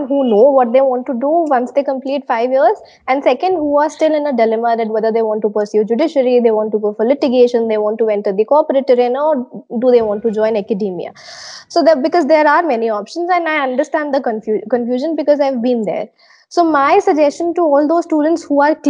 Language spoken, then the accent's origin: English; Panipat, Haryana, India; Panipat, my hometown